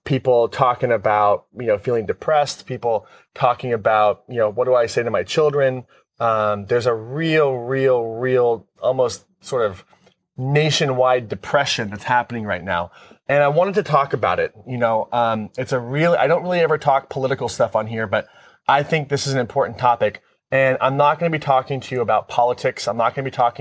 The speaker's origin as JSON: {"language": "English", "country": "United States", "said": "I'm responding as an American."}